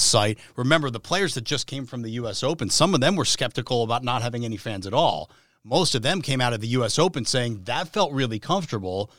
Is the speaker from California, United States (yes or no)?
no; New Jersey, United States; I'm from the New York area, so I grew up in North Jersey going to the U S Open every year